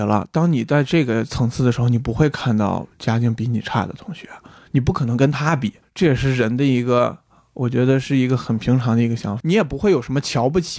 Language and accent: Chinese; Baotou, Inner Mongolia, China; now in Beijing, China; 我是内蒙古包头人，然后《乌海》就在我们旁边儿 所以我从小到大是能了解到这个城市的